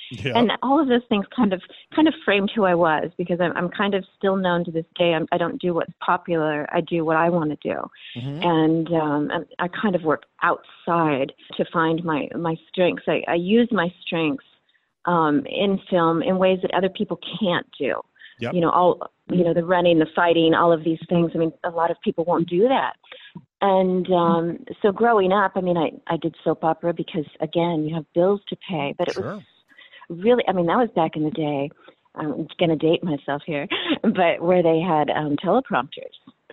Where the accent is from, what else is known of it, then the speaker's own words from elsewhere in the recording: California, United States; I grew up in California